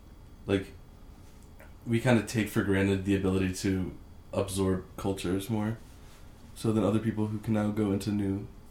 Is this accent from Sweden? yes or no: yes; Sweden; born there; moved away; also born or lived in Shanghai, China / Poland / Shenzhen, China; but I was born in Sweden, and then I moved to Shanghai, China, where I went to a British international school for a few years. After that, I moved to Poland